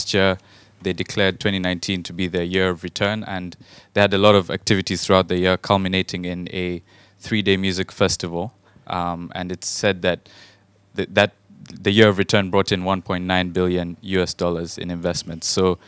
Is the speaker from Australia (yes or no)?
no; Rwanda; moved away; I'm from Rwanda, doing my master's in public policy here.